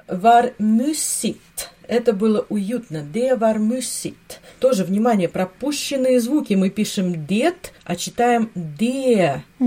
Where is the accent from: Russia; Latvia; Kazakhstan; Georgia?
Latvia; у нас в Латвии, откуда я родом